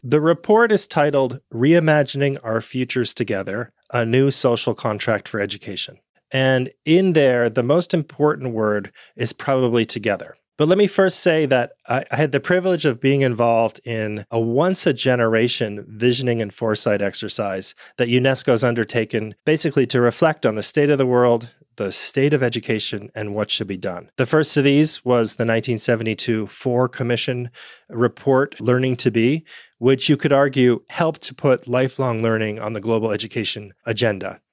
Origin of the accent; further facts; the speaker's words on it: United States; I grew up in the United States